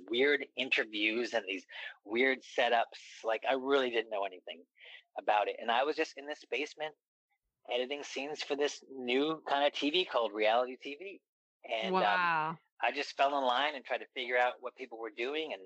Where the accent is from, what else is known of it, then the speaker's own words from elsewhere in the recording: East Coast, United States; also born or lived in San Francisco; now in Los Angeles, United States; I'm from the East Coast